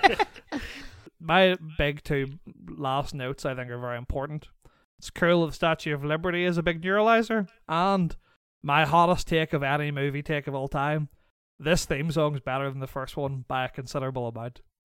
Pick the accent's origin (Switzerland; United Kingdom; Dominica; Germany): United Kingdom; Northern Ireland; moved away; I was raised in Northern Ireland